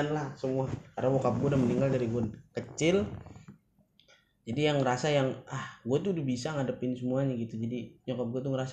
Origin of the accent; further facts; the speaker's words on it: Jakarta, Indonesia; also born or lived in Bekasi; gue di sini lahir di tanahnya Bekasi mungkin ya {S1} hmm. {S0} cuman emang daerah gue daerah Jakarta